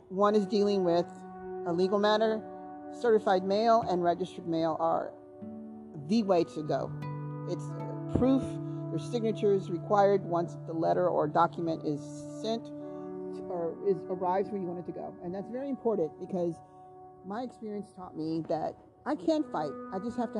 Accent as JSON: {"language": "English", "country": "United States", "lives_now": "Brookshire, United States", "said": "I'm an American"}